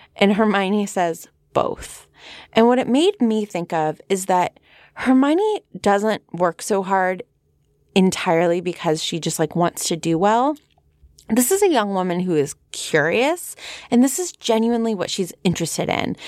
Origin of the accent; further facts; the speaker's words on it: San Fernando Valley, California, United States; accent: Valley Girl; my Valley Girl accent